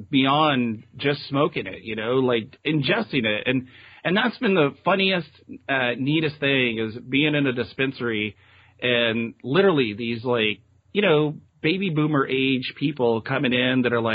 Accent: Texas, United States; moved away as an adult; now in Eugene, United States; I'm from Texas originally

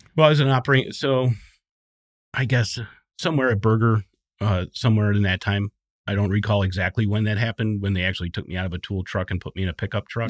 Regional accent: southeastern Wisconsin, United States; southeastern Wisconsin. Um, I grew up there

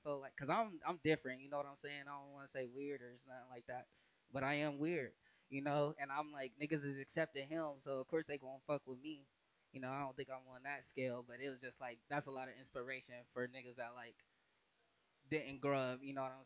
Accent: Columbus, Ohio, United States; Columbus, Ohio, north side.

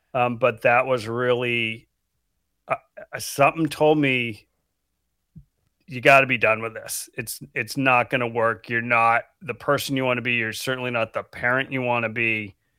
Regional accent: Falmouth, Maine, United States; moved away as an adult; also born or lived in West Coast; I grew up in Falmouth, Maine. which is right outside of Portland.

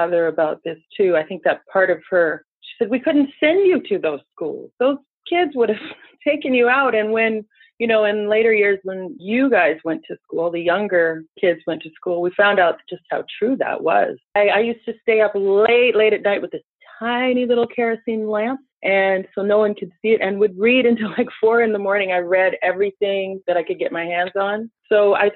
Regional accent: Northern Ontario, Canada; moved away as an adult; also born or lived in Toronto / United States; we grew up on a huge farm in sort of the middle of nowhere, nestled in, what is it, northeastern Ontario or northwestern

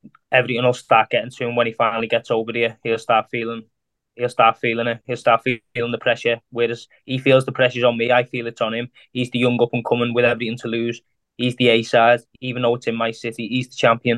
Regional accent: Liverpool, North West England, United Kingdom; in front of my hometown

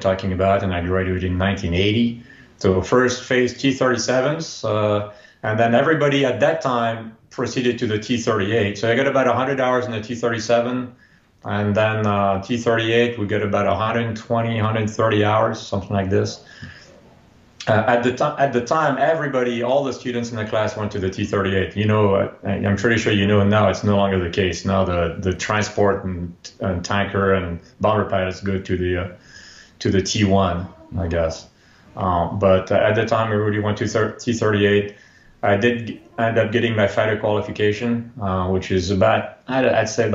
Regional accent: France; moved away as an adult; now in United States; I grew up in France

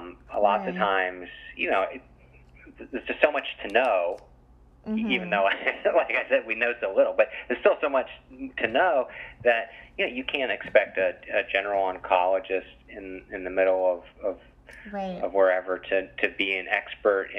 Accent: West Virginia, United States; moved away; I grew up in West Virginia, which is obviously quite rural

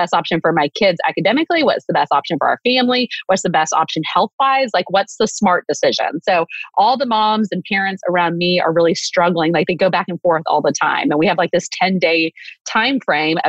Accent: Waco, Texas, United States; I'm from Waco

